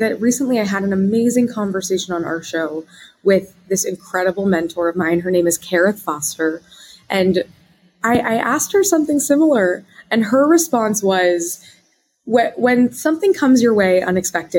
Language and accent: English; Wichita, Kansas, United States; moved away as an adult; I'm from the Midwest, Wichita, Kansas